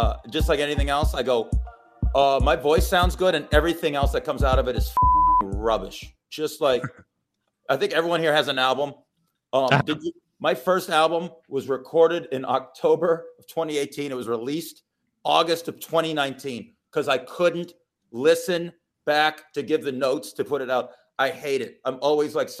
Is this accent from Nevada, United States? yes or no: yes; Las Vegas, Nevada, United States; I'm from the rough streets of Las Vegas. We say things a little different